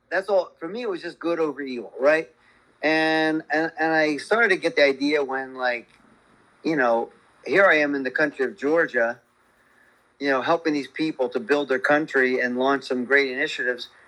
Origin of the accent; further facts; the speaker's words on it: Philippines; When you, I came from the Philippines, who are the friendliest people on the planet, right?